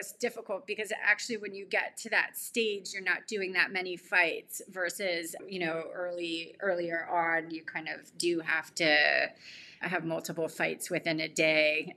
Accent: California, United States; growing up in California

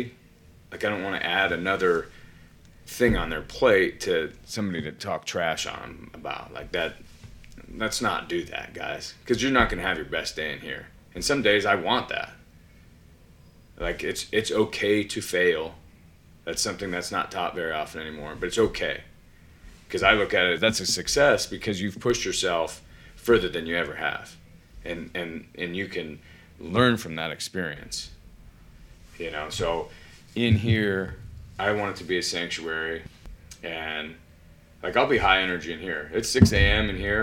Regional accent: Colorado, United States; moved away; I grew up in Colorado.

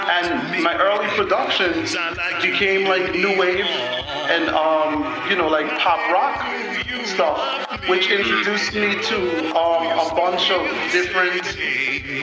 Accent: U.S. Virgin Islands; moved away; also born or lived in Brooklyn, New York; I'm from the Virgin Islands, St. Thomas, Virgin Islands

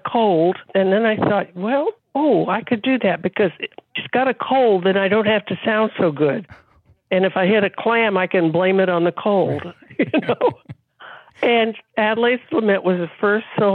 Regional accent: Texas, United States; I'm from Texas and I'm not Jewish

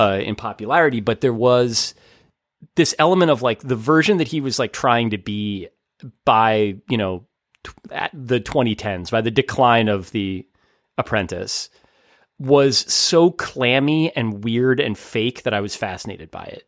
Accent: New Jersey, United States; growing up in New Jersey

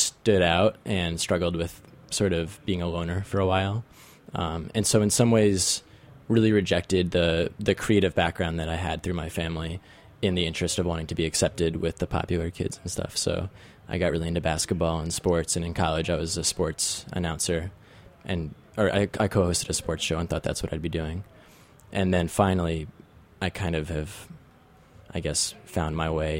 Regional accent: Marlborough, New York, United States; I grew up in Marlborough, New York, which is about 75 miles north of New York City.

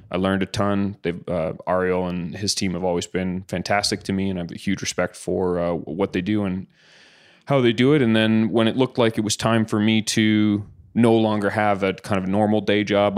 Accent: Caledonia, Ontario, Canada; I grew up in a little town called Caledonia

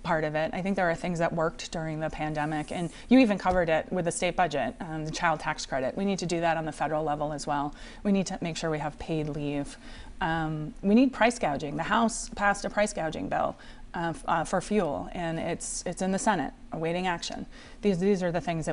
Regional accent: Cranston, Rhode Island, United States; now in Warwick, United States; I grew up in the district. I grew up in Cranston. I live in Warwick now.

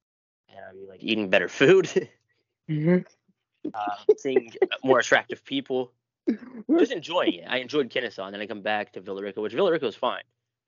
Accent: Ireland; I'm Irish. I can say bigoted things toward Irish people.

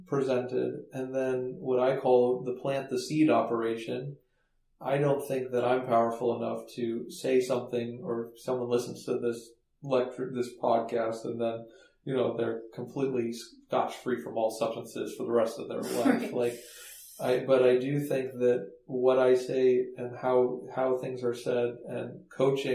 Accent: Palo Alto, California, United States; moved away as an adult; also born or lived in Baltimore; I was one of those kids that was kind of sheltered growing up in Palo Alto

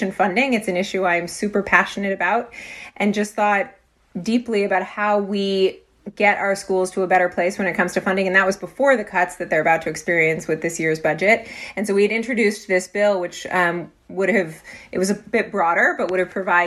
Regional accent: California, United States; I grew up in the California public schools

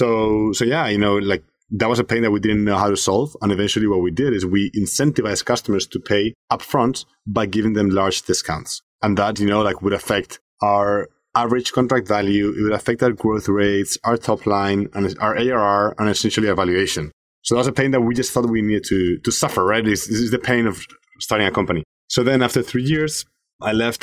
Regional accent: Spain; moved away; I'm originally from Spain. So I grew up there

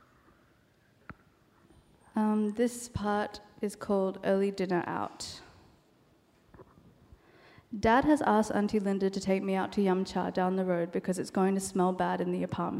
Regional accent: Australia; first language Cantonese; English is a second language; Cantonese is my first language, though I was born in Australia

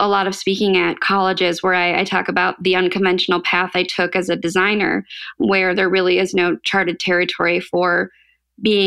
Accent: St. Charles, Illinois, United States; also born or lived in Iowa; I grew up in the Chicago suburbs. So St. Charles, it's right outside of the city

